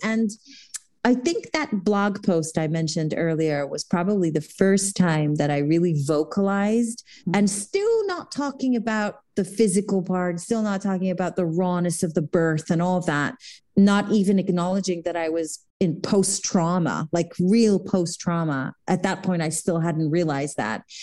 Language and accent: English; Jerusalem, Jerusalem District, Israel; moved away; I was born in Israel, in Jerusalem